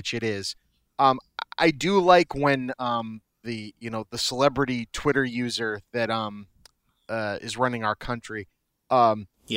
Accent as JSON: {"language": "English", "town": "Boston", "region": "Massachusetts", "country": "United States", "said": "Bob and I are from Boston"}